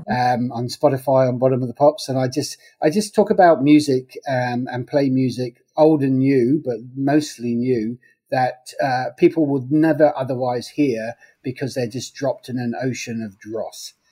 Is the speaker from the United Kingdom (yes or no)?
yes; England, United Kingdom; Okay, well, uh, I'm English. I grew up in the 1970s